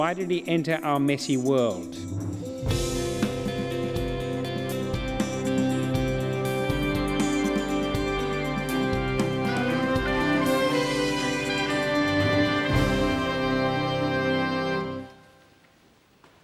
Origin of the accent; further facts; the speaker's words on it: South Africa; I'm not a Geordie, I'm from South Africa.